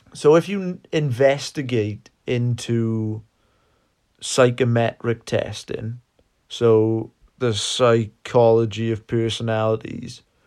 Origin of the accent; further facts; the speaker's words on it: South Wales, United Kingdom; We are from South Wales in the U K